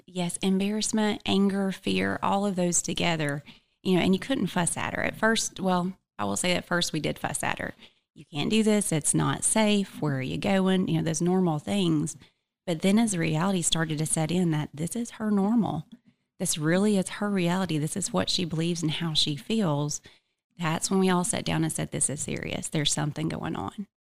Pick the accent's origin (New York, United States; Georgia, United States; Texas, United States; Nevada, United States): Georgia, United States; Blue Ridge; also born or lived in Cherokee County, Georgia; I am from Blue Ridge, Georgia, so about an hour and fifteen minutes north from here